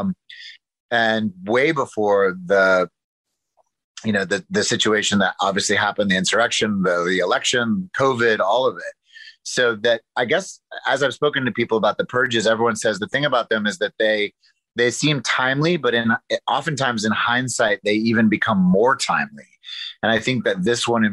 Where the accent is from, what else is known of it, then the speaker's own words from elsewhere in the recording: Arkansas, United States; moved away; also born or lived in New York City; I come from the South. I come from Arkansas